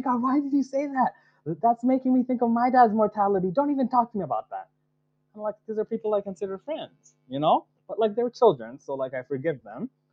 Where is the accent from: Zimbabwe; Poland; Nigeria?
Nigeria; moved away as an adult; I was I was born in Nigeria, and like adopted into the Yoruba and Igbo peoples by like my like uncles and aunties um, in Nigeria